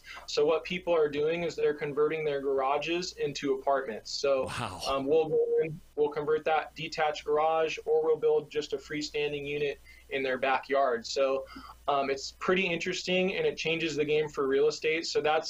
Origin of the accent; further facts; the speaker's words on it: California, United States; also born or lived in Nebraska; I'm from California, so it's good to be back. I obviously enjoyed Nebraska when I was out there, but this is my home.